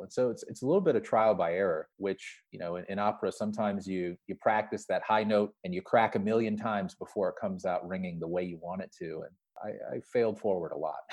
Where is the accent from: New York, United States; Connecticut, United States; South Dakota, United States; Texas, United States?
South Dakota, United States; Sioux Falls; I'm a kid from Sioux Falls, South Dakota